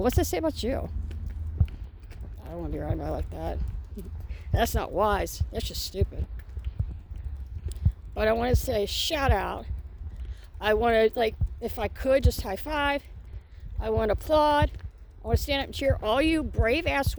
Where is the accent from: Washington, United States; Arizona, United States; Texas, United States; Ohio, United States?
Ohio, United States; now in Indiana, United States; back to my hometown state of Ohio